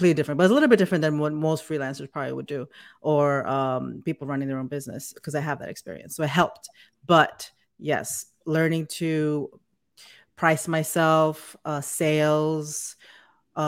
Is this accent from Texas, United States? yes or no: no; New York City, New York, United States; moved away as an adult; also born or lived in Connecticut / Bayonne, New Jersey / South Florida; now in Atlanta, United States; I'm from New York, New York, Queens, Jackson Heights specifically. I grew up there